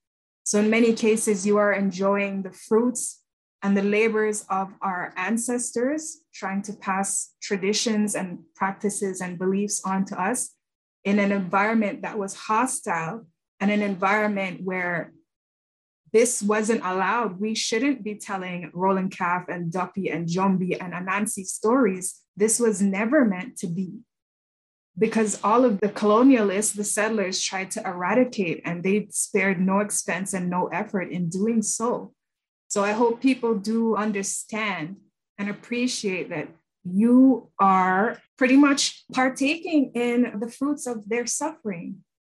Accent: Jamaica; now in Canada; I'm not the same as a Jamaican in Canada as I would be if I were still on the island.

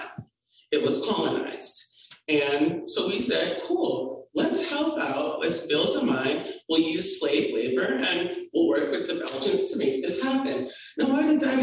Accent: Atlanta, Georgia, United States; I was raised in East Atlanta, very international population as well

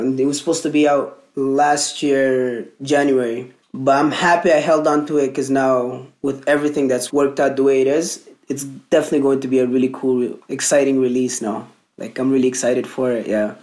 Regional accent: Merowe, Northern, Sudan; also born or lived in Alberta, Canada; now in Canada; where I come from in Sudan, it's northern Sudan. So like my hometown is called Merawi.

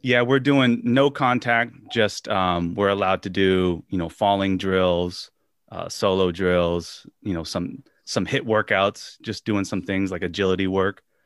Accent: Washington, United States; moved away; my days of growing up in Washington State

